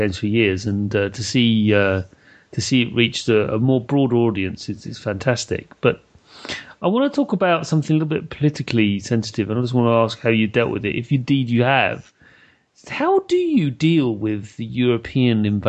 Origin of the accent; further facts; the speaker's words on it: United Kingdom; speaking as a British person